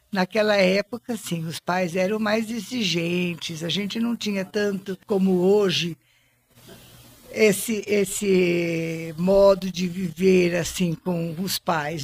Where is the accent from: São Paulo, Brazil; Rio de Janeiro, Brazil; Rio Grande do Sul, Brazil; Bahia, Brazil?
São Paulo, Brazil; Monte Alto; eu dali desse lugar onde, onde eu nasci, aí nós fomos morar junto com a minha avó na rua Nhonhô Livramento